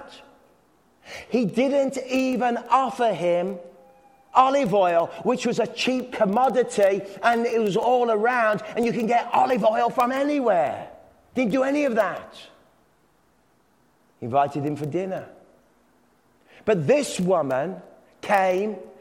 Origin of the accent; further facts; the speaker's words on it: England, United Kingdom; I'm English